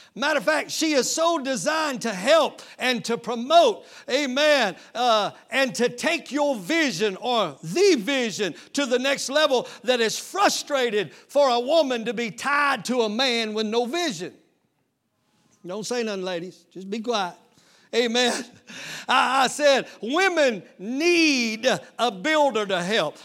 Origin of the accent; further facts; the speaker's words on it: East Texas, United States; moved away; I'm from East Texas